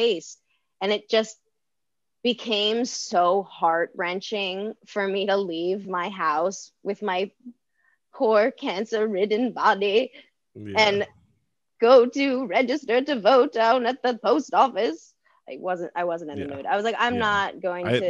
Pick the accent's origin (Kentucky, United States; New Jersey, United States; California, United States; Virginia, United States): New Jersey, United States; moved away as an adult; now in New York, United States; growing up in Jersey was interesting.